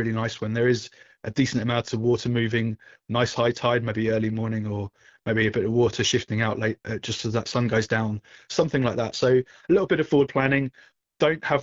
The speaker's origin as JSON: {"language": "English", "region": "England", "country": "United Kingdom", "moved": "as an adult", "lives_now": "Southern California, United States", "said": "when I came from England, obviously we had a huge beach and surf fishing culture with our coastline"}